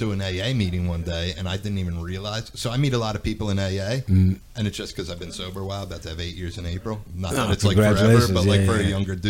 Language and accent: English; Bensalem, Pennsylvania, United States; unless I'm traveling somewhere, that's the only time I say I'm from Philly, because I grew up in Bensalem and I still live in Bensalem.